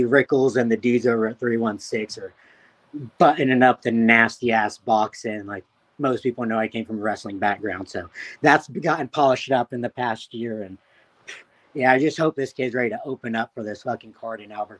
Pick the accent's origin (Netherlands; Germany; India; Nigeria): Germany; Frankfurt, Hesse; born there; I was born in Frankfurt, Germany